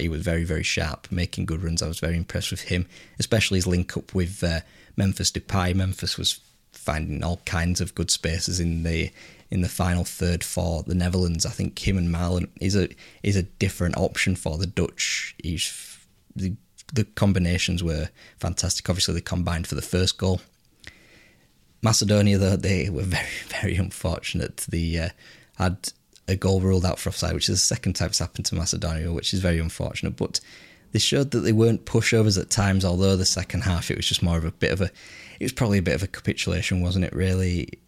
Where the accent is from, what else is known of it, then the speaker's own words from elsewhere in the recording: England, United Kingdom; now in Yorkshire, United Kingdom; I'm English